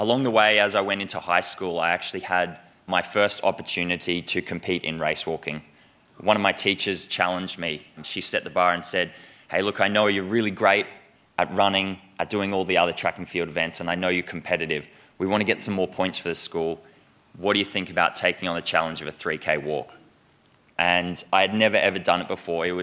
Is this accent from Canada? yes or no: no; Australia; I'm an Australian Olympian